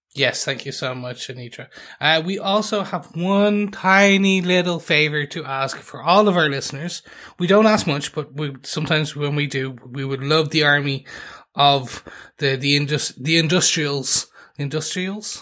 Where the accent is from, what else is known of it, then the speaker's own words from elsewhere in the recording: Ireland; we are three podcasters from Ireland